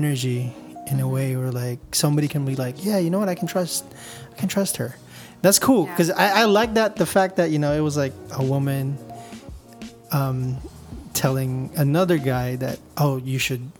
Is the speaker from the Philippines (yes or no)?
yes; Philippines; I got to meet Chad because as a Filipino guy, I was like, oh, it's Chad.